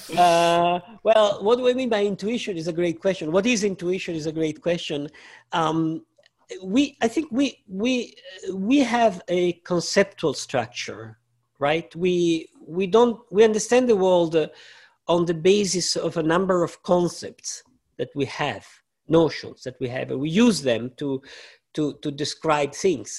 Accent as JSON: {"language": "English", "country": "Italy", "tie": "born or raised there", "said": "I grew up in Italy"}